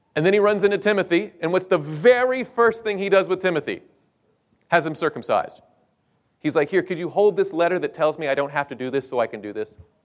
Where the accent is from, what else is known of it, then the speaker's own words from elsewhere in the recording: United States; I was from the States